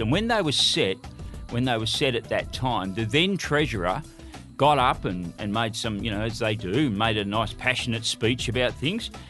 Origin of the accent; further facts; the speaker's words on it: Broken Hill, New South Wales, Australia; I'm from Broken Hill